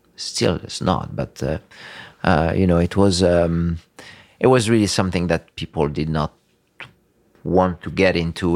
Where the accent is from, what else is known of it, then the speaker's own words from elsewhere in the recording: Tunisia; moved away as an adult; also born or lived in Florence, Italy; now in Tuscany, Italy; I grew up there in Tunisia, uh, until I was eighteen